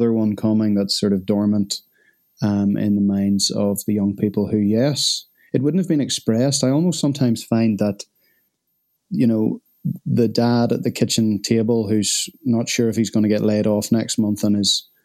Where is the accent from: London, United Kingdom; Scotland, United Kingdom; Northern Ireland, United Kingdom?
Northern Ireland, United Kingdom; I'm Northern Irish